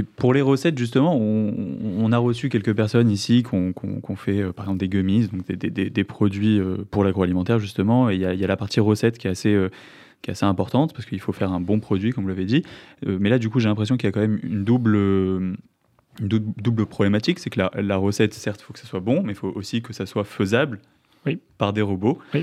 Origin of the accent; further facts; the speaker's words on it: Marseille, Provence-Alpes-Côte d'Azur, France; je viens de Marseille